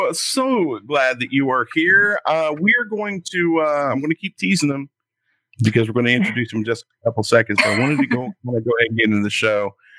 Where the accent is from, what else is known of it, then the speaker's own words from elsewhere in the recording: the South, United States; I do know how to read, even though I'm from the South.